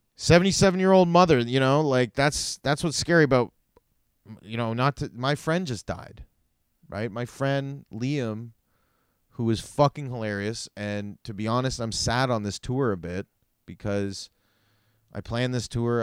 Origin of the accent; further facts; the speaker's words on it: Canada; I'm also a dumb Canadian